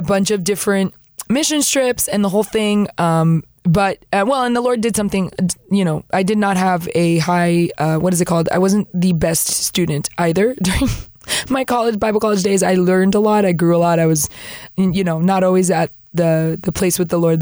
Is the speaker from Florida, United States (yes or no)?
yes; Florida, United States; moved away as an adult; now in Peru; I'm from Florida